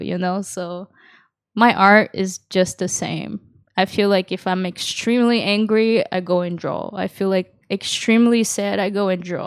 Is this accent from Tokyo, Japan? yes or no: no; Yokohama, Kanagawa, Japan; also born or lived in Kawasaki; I was raised in Japan and, uh, I actually had a hard time in a Japanese public school here, like, 'cause, uh, it was a school in Yokohama